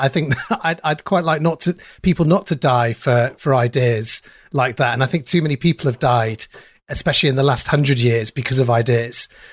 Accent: Manchester, North West England, United Kingdom; I grew up in Manchester, um, in South Manchester

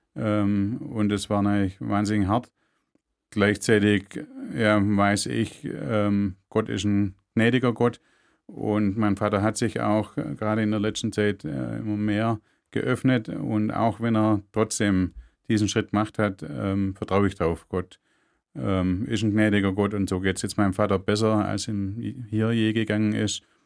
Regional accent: Germany; bei uns in Deutschland

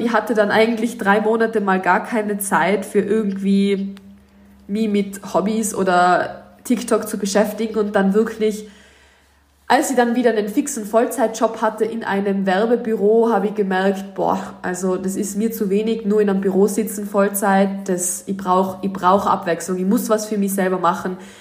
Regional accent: Tyrol, Austria; moved away as an adult; now in Los Angeles, United States; ich komme aus Tirol in Österreich, ich bin 23 Jahre alt. Wie man sicher dann öfter an meinem Dialekt hören darf, ähm, bin ich auch Österreicherin

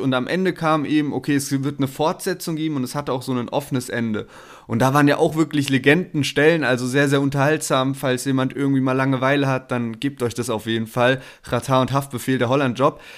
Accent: the South, Southern Germany, Germany; also born or lived in Berlin; bei uns im Süden

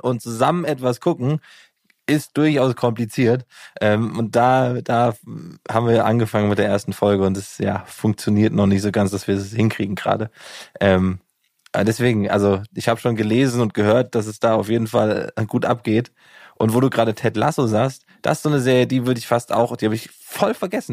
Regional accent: Gießen, Hesse, Germany; ich komme ja aus Gießen

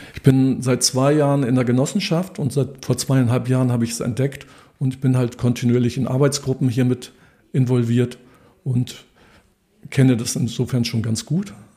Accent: Dithmarschen, Schleswig-Holstein, Germany; now in Hitzacker, Germany; Ich komme selbst vom Land aus Dithmarschen, da haben wir mit 18 sofort den Führerschein gemacht

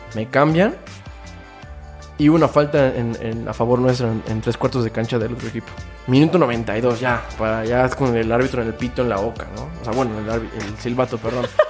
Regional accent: Mexico; como pueblo mexicano

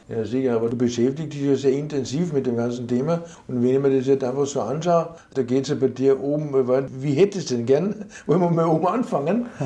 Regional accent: Austria; ich bin Österreicher

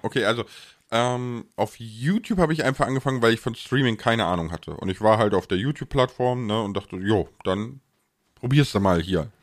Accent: Ahr Valley, Rhineland-Palatinate, Germany; da ich aus dem Ahrtal komme

